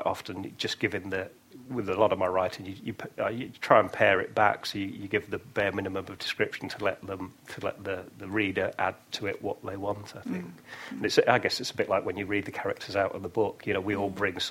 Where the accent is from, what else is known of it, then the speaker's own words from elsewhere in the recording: near Oxford, South East England, United Kingdom; moved away; also born or lived in York; I grew up near Oxford